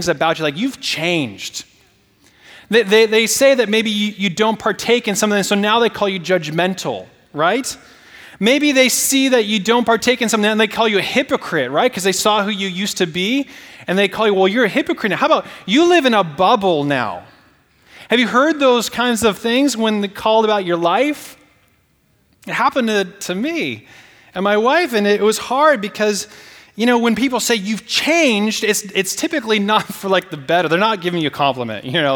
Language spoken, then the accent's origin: English; Portland, Oregon, United States; moved away; I'm from the Northwest. And when I go home, you know, sometimes to Portland, and, you know, I stay in, like, my bed I grew up in, my room